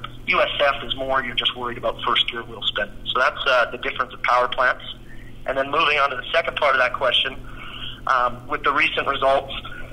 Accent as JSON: {"language": "English", "region": "Western Canada", "country": "Canada", "said": "I am from Western Canada"}